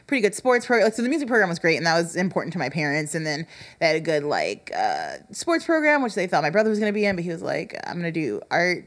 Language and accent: English; Ottawa, Illinois, United States; also born or lived in Chicago, Illinois; when I was 7, we moved to the corn